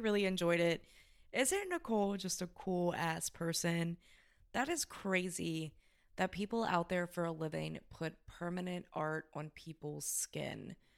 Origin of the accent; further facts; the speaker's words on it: Kentucky, United States; We're from Southern